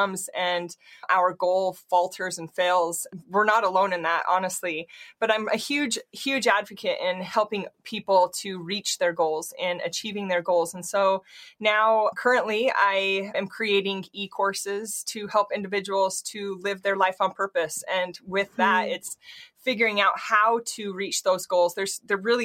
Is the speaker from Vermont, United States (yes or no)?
no; Utah, United States; I grew up in Utah, and I grew up dancing until I was about 12 years old